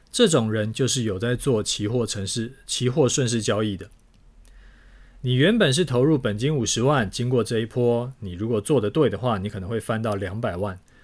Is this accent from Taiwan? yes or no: yes; Taiwan; 身为台湾人的我们